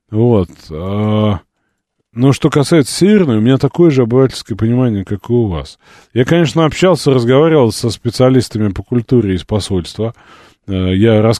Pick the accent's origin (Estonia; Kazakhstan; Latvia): Latvia; Хохлы допустимо, а так же, как нас, коренных латвийцев лабусами называют, а белорусов бульбашами, это привычно.